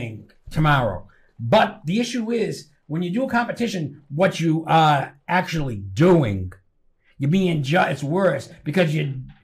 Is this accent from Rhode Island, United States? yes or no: yes; Rhode Island, United States; accent: Rhode Island; I'm from Rhode Island